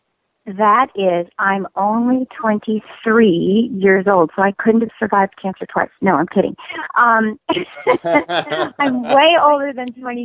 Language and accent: English; the South, United States; I am as Southern as sauerkraut. Let me tell you, I don't get much more Southern than that.